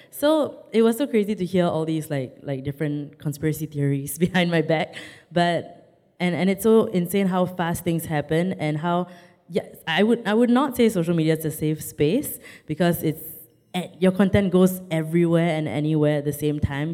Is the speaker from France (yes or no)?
no; Singapore; I'm Singaporean.